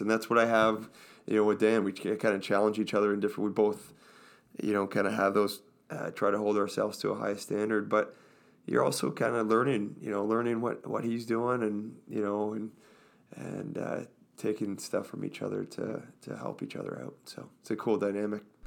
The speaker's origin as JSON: {"language": "English", "town": "Orangeville", "region": "Ontario", "country": "Canada", "tie": "born or raised there", "said": "I grew up in Orangeville"}